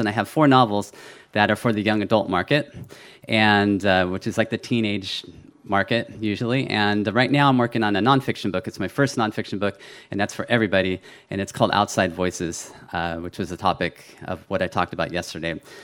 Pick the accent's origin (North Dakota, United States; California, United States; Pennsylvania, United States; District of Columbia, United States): California, United States; I was born in California, though. I was a first generation American